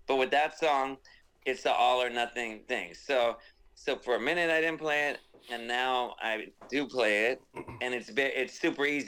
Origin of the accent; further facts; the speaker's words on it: Southern California, United States; I'm from Southern California